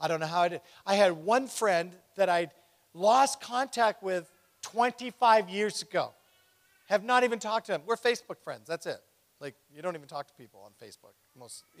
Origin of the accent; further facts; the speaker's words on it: England, United Kingdom; moved away; I'm originally from England. I was born in England